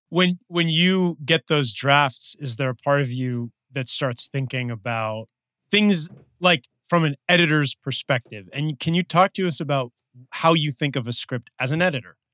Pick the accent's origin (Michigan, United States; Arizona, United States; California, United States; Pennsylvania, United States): California, United States; Los Angeles; we're both from Los Angeles